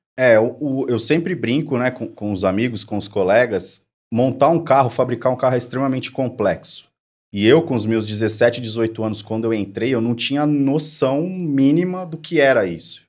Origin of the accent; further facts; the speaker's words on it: São Bernardo do Campo, São Paulo, Brazil; eu sou de São Bernardo do Campo